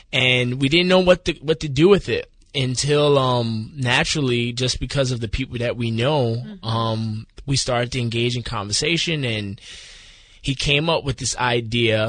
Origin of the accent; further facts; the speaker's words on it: New York City, New York, United States; now in Wilmington, United States; I'm born and raised in the Bronx